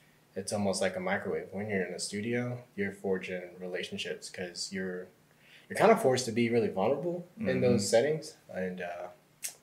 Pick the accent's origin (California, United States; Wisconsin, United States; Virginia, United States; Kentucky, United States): Virginia, United States; Northern; moved away as an adult; now in Atlanta, United States; I'm originally from Northern Virginia